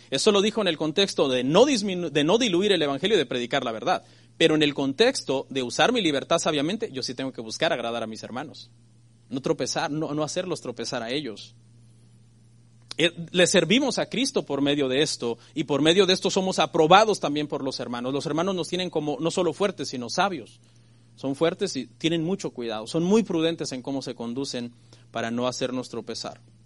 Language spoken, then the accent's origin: Spanish; Mexico; a mí que soy mexicano